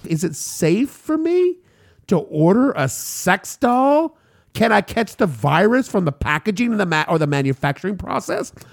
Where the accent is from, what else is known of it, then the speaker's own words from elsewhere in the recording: New York City, New York, United States; my hometown of New York City